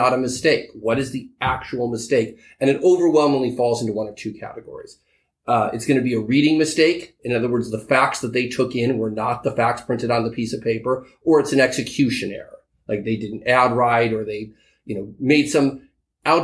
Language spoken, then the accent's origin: English; California, United States; also born or lived in New York; I live in California most of the time. I'm here in New York occasionally, but I am, by birth, I am a Californian.